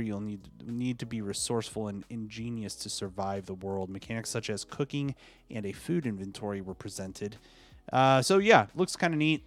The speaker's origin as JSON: {"language": "English", "town": "Washington", "region": "District of Columbia", "country": "United States", "tie": "born or raised there", "said": "growing up in this area here in the DC area, I I grew up with all sorts of ethnicities"}